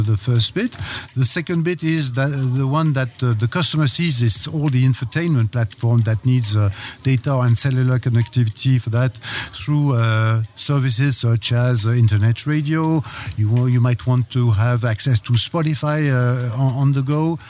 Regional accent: France; accent: French; I am from France, yeah, as my accent said.

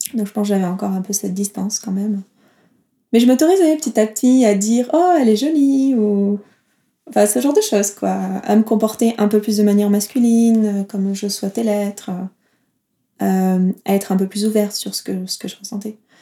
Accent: south of France, France; now in Geneva, Switzerland; Je viens du sud de la France, vers euh, le sud de l'Ardèche, Toulouse, Marseille

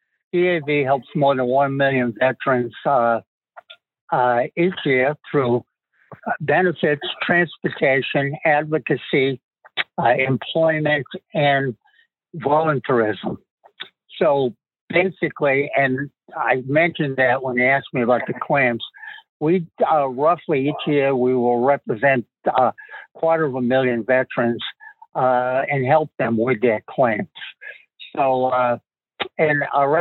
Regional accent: Massachusetts, United States; accent: Massachusetts; also born or lived in Southbridge, Massachusetts; now in Marshfield, United States; You can tell I'm from Massachusetts by my accent

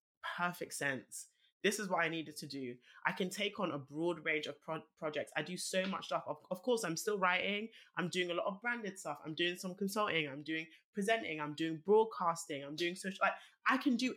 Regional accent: London, United Kingdom; I was obviously born and raised in Northwest London

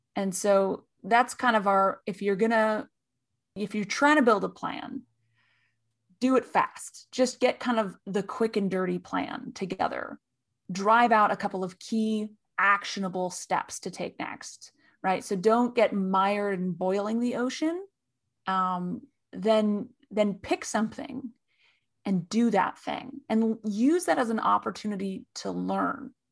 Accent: California, United States; And I'm from California

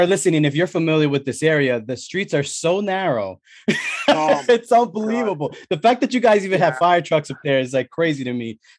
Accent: New York City, New York, United States; I'm originally from the Bronx, so I have that closeness to the city always.

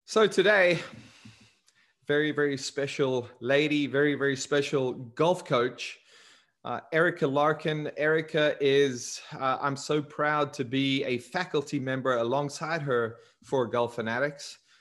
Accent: South Africa; moved away; growing up in South Africa

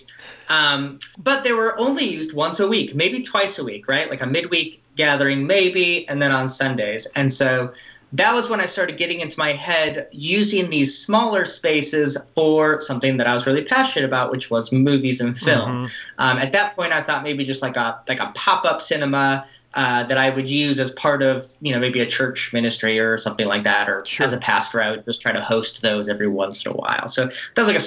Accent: Los Angeles, California, United States; I grew up in the Los Angeles area

